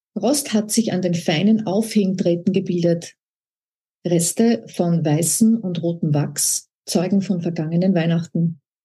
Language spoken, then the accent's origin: German; Upper Austria, Austria; moved away; also born or lived in Vienna / Salzkammergut / Alassio, Italy; Ich bin ja aus Oberösterreich